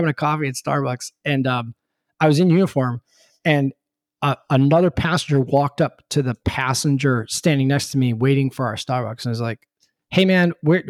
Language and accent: English; Charlotte, North Carolina, United States; I'm from Charlotte. I don't know where anything in Dallas is.